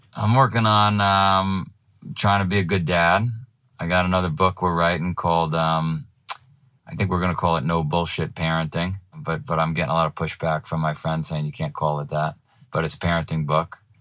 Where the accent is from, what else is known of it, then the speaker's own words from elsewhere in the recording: New York, United States; moved away as an adult; now in Vermont, United States; I was from New York